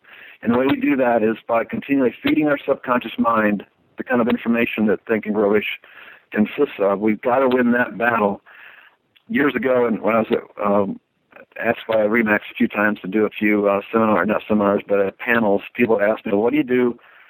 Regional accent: Florida, United States; now in Nashville, United States; There's a reason why when I came from Florida to Nashville, there was a reason I hooked up with somebody else's vision

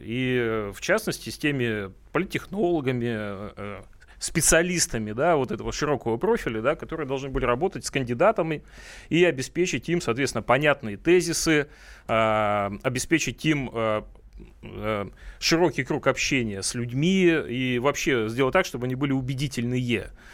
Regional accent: Primorsky Krai, Russia; now in Moscow, Russia; Это мой родной край

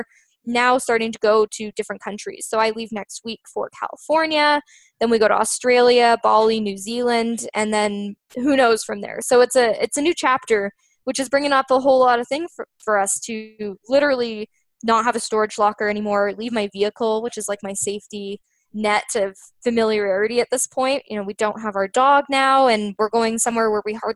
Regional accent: Canada; we're Canadian

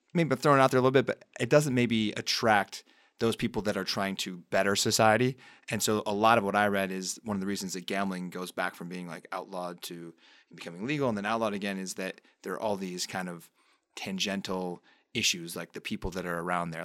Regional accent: upstate New York, United States; I grew up in a town in upstate New York that was pretty much in the middle of the state

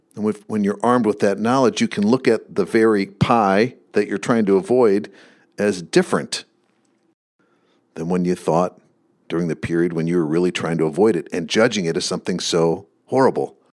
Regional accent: Michigan, United States; I grew up in Michigan

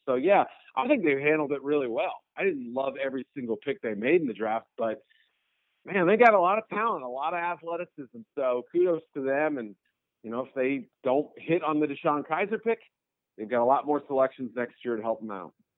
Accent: New England, United States; now in Chicago, United States; I grew up in New England

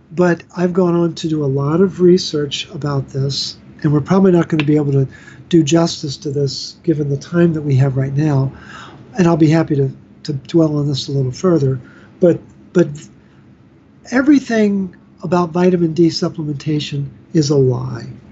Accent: Baltimore, Maryland, United States; I'm from Baltimore, which is where Hopkins is located

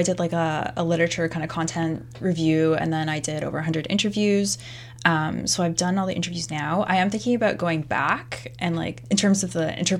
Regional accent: South East England, United Kingdom; I grew up in Surrey, you know, which has a certain, I don't know if you've heard about the reputation of Surrey.

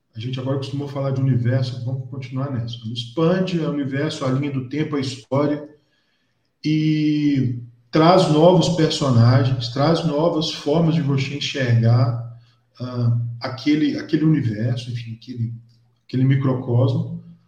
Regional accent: João Monlevade, Minas Gerais, Brazil; eu sou de João Molevade

